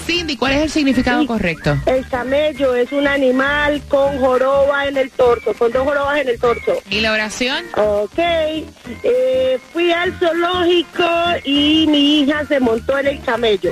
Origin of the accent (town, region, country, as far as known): Colombia; moved away